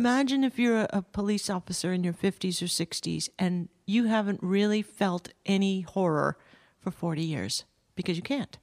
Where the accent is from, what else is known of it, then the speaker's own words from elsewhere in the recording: Southern California, United States; I grew up in Southern California.